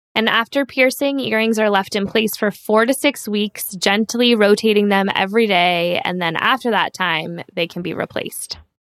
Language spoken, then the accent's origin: English; San Diego, California, United States; I grew up in San Diego, so Southern California